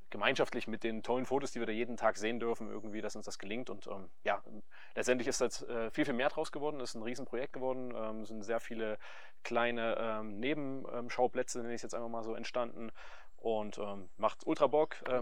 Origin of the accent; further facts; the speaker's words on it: Saxony, Germany; now in Wernigerode, Germany; Genau, also ich bin äh, gebürtiger Sachse.